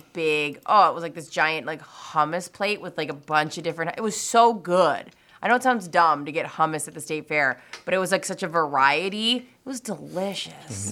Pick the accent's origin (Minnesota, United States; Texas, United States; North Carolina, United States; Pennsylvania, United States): Minnesota, United States; Stillwater; we grew up in Stillwater